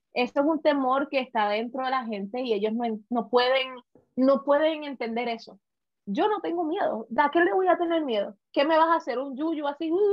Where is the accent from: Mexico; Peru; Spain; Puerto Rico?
Puerto Rico; now in United States; como puertorriqueña, que pasé por muchas situaciones al principio de venir a este país, en Estados Unidos